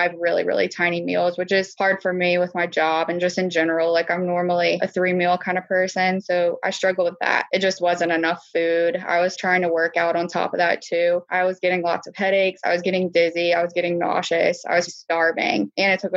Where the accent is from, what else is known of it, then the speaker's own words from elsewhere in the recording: the South, United States; I'm from the South